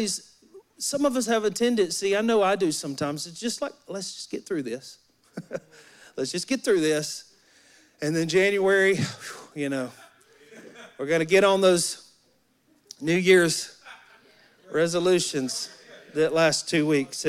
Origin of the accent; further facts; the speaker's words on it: Alabama, United States; I'm from Alabama. I grew up in Alabama in the woods